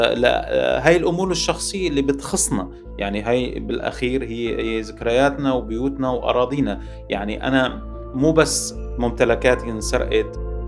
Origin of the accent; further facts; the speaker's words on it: Syria; moved away as an adult; now in Paris, France; بحقنا كسوريين